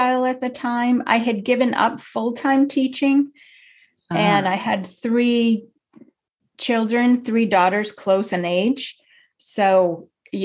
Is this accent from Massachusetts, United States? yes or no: yes; Massachusetts, United States; I grew up in Massachusetts